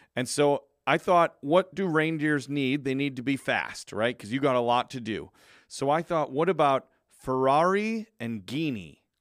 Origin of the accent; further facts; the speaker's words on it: Chicago, Illinois, United States; I'm from Chicago